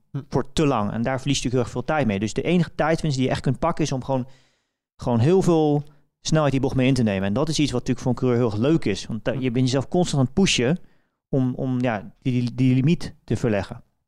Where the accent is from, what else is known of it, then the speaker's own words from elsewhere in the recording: Velp, Gelderland, Netherlands; ik ben natuurlijk opgegroeid in Velp